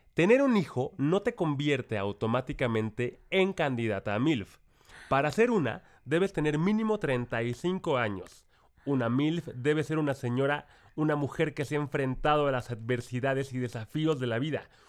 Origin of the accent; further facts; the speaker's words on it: Mexico; acá en mi pueblo